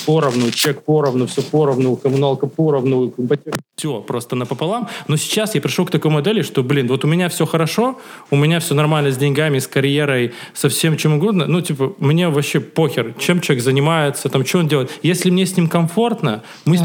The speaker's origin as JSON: {"language": "Russian", "town": "Cherepovets", "region": "Vologda Oblast", "country": "Russia", "tie": "born or raised there", "moved": "yes", "said": "я когда жил в Череповегасе, в моем родном городе"}